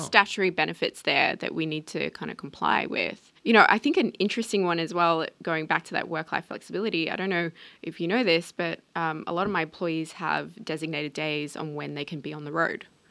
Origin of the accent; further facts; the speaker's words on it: Australia; being Australian